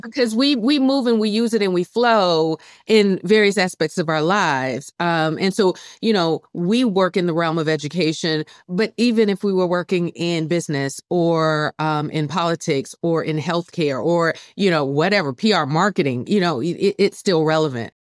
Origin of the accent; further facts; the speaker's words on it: Columbia, South Carolina, United States; moved away as an adult; here in, in Columbia, South Carolina, where I work at the University of South Carolina, this is my hometown.